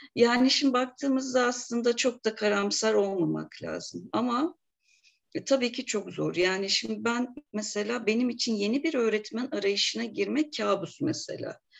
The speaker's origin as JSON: {"language": "Turkish", "region": "Bursa", "country": "Turkey", "tie": "born or raised there", "also_born_or_lived": "Bulgaria", "moved": "as an adult", "lives_now": "Eskişehir, Turkey", "said": "Bulgaristan göçmeniyiz biz. Bursa'da doğdum ben. Eskişehir'e gelişim üniversiteyle beraber oldu."}